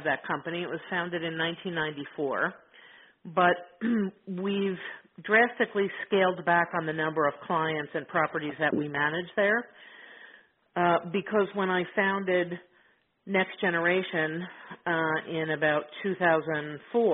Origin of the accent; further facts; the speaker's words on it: Middlesex County, New Jersey, United States; in New Jersey